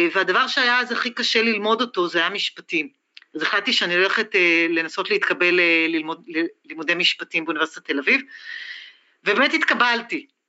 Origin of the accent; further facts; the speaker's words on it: Israel; שאני לא אהיה הישראלית היחידה